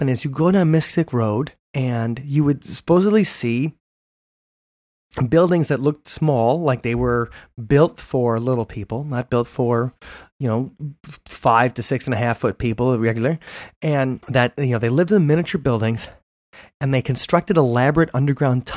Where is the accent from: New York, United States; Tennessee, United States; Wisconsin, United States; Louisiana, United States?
Wisconsin, United States; Big Bend; where I grew up in Big Bend